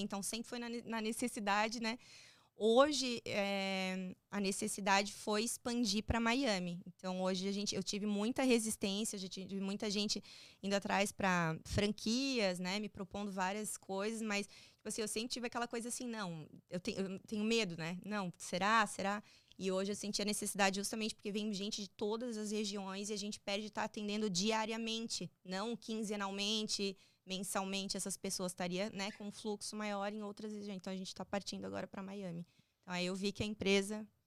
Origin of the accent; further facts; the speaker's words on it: Balneário Camboriú, Santa Catarina, Brazil; moved away as an adult; now in Florida, United States; eu sou de Balneário Camboriú, Santa Catarina, e é uma terra tranquila para se morar